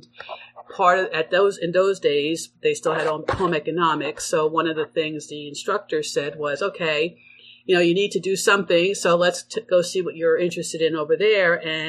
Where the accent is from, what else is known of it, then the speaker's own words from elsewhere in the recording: New Jersey, United States; also born or lived in Connecticut / Sweden; now in Vermont, United States; I'm originally from New Jersey and came up to Vermont via Connecticut and so forth